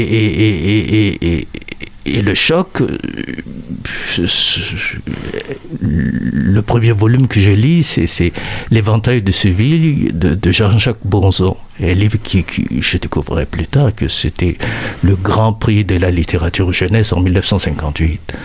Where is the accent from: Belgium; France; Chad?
Chad; moi, au Tchad